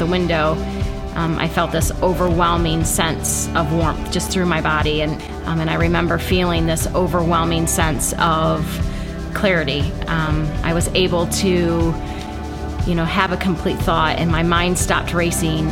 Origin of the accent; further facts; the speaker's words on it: Kansas, Ohio, United States; I grew up in Kansas, Ohio